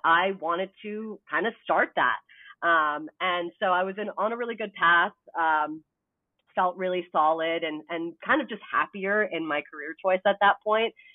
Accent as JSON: {"language": "English", "country": "Canada", "moved": "yes", "lives_now": "United States", "said": "I'm also Canadian"}